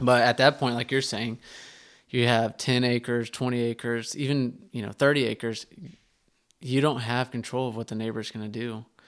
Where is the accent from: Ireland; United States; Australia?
United States; Terrell, Texas; also born or lived in Heath, Texas; I grew up in Terrell, Texas